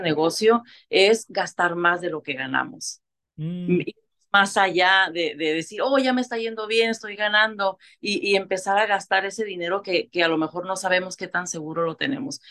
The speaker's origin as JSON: {"language": "Spanish", "town": "Tijuana", "region": "Baja California", "country": "Mexico", "moved": "as an adult", "lives_now": "Tulare, United States", "said": "soy una mujer mexicana, vengo de Tijuana, Baja California, soy fronteriza"}